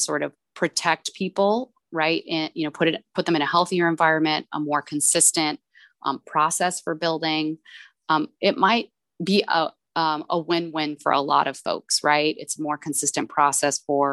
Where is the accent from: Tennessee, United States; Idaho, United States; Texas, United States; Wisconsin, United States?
Texas, United States; El Paso; El Paso, my hometown.